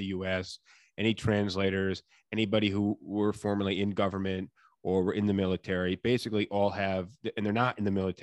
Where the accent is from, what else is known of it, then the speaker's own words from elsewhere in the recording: New York, United States; also born or lived in South Carolina; now in New Jersey, United States; I'm in Jersey now. You know, I was in South Carolina for a little while, but I grew up in New York